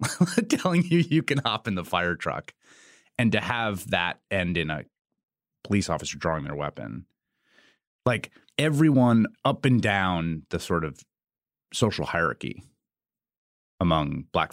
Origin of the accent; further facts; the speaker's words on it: New York City, New York, United States; also born or lived in Chicago / Washington, D.C.; I think because I grew up in New York City, I just associated those things with the city. And I lived in Chicago and I lived in Washington, D.C.